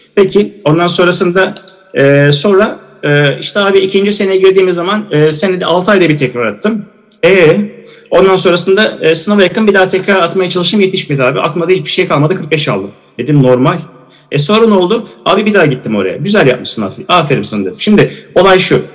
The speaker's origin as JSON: {"language": "Turkish", "region": "Eskişehir", "country": "Turkey", "said": "Eskişehir Osman Gaziantep Fakültesi mezunuyum. Eskişehirliyim"}